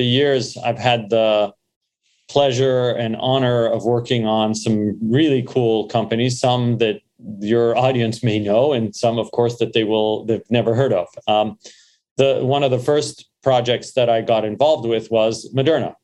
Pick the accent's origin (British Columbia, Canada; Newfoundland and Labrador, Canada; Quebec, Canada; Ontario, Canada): Quebec, Canada; Montreal; born or raised there; also born or lived in Beirut, Lebanon / London, England; now in United States